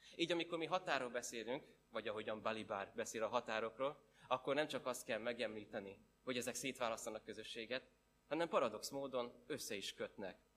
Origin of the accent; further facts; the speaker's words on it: Esztergom, Komárom-Esztergom, Hungary; én Esztergomból származom